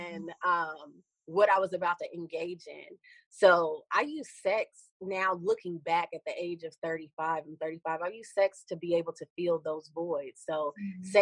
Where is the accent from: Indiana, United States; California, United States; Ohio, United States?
Ohio, United States; Columbus; moved away; I'm from Columbus, Ohio originally